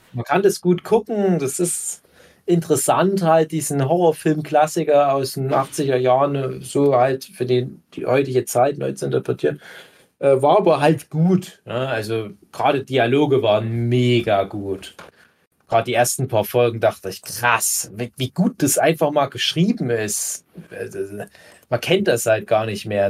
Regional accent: Erzgebirge, Saxony, Germany; bei uns im Erzgebirge

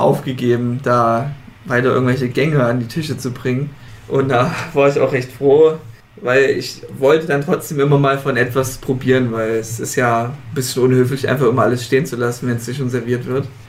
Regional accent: Leipzig, Saxony, Germany; ich komme ja aus Leipzig

